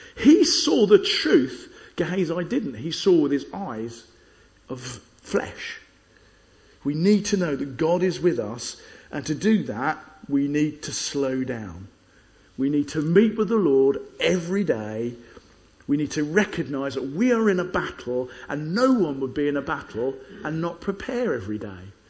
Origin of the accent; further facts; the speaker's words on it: Chessington, London, United Kingdom; When I was a kid, I grew up in Chessington